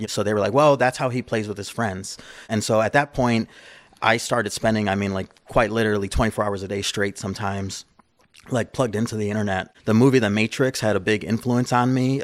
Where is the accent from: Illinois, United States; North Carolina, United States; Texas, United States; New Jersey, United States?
Illinois, United States; Chicago; I grew up in, uh, Chicago. I lived on the east side of Chicago